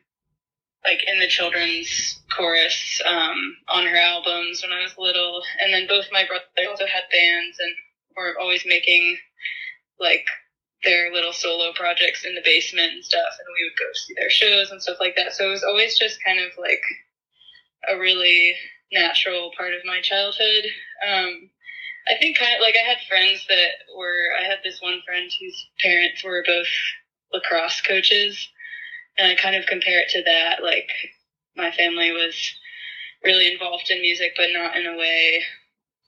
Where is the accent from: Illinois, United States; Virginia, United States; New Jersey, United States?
Virginia, United States; Charlottesville; I grew up in Virginia